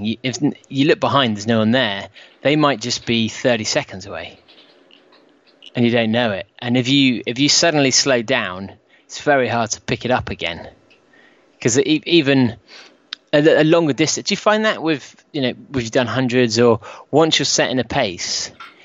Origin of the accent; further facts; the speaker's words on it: United Kingdom; we as British